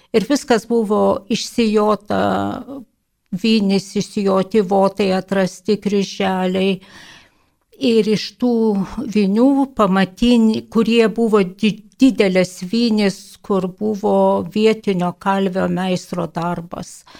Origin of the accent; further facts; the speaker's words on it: Lithuania; aš iš Kedraičių parapijos